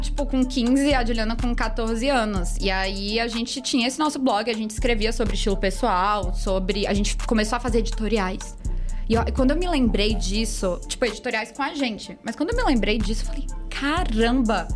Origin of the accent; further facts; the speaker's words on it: Fortaleza, Ceará, Brazil; Vim de Fortaleza, Ceará, nascida e criada com muito orgulho.